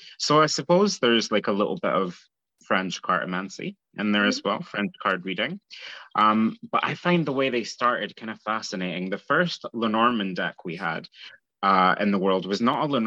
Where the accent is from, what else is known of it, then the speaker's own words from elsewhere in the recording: Scotland, United Kingdom; I murder the word because I'm Scottish